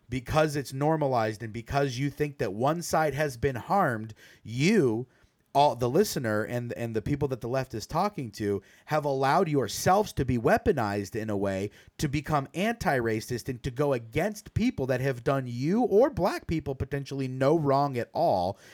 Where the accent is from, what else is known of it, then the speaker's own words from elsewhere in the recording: United States; as an American